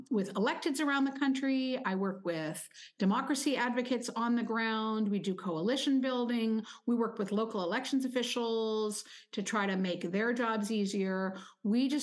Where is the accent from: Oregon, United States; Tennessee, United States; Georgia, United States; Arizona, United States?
Oregon, United States; I'm from Oregon, where we have been voting at home for over 20 years